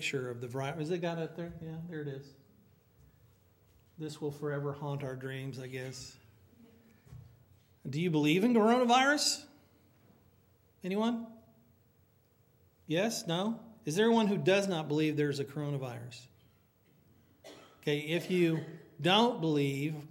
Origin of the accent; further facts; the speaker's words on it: United States; I love being American